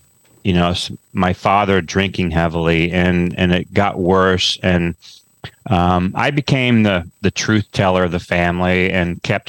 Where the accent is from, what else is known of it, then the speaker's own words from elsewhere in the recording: Kansas City, Kansas, United States; moved away as an adult; also born or lived in Virginia / Chicago / Santa Fe, New Mexico; now in Austin, United States; I grew up in Kansas, just on the outskirts of Kansas City on the Kansas side.